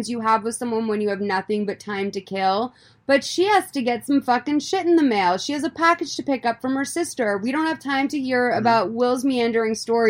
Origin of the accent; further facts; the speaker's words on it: East Coast, United States; growing up on the East Coast